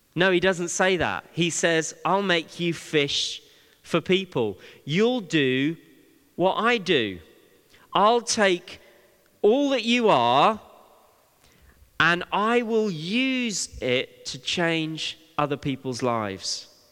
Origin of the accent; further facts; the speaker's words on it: Bristol, South West England, United Kingdom; when I was young, growing up in Bristol